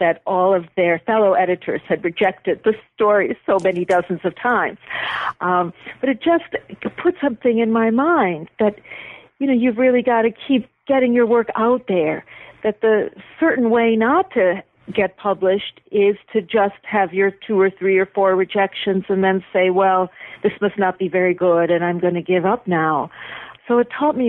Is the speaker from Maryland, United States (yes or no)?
no; Buffalo, New York, United States; moved away; I was back in my hometown, Buffalo, visiting my parents